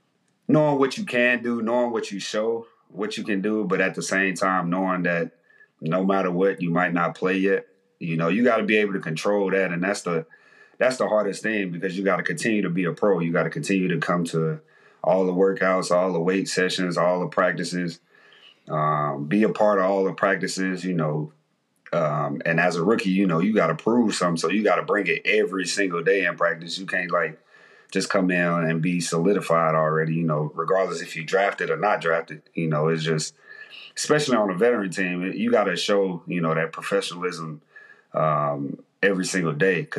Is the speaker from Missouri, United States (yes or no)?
no; Mississippi, United States; I'm from Mississippi, you know, we ain't given a lot, you know, growing up